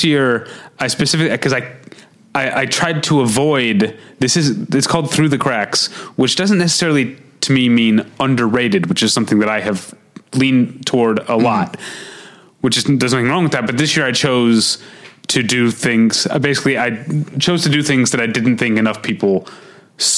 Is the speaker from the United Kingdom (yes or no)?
no; Midwest, United States; accent: Midwestern; my Midwestern accent